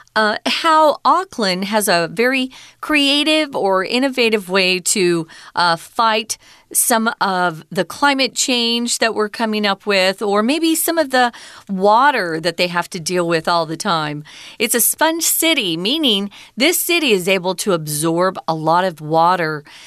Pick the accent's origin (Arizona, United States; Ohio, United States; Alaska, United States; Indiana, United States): Arizona, United States; I grew up in Arizona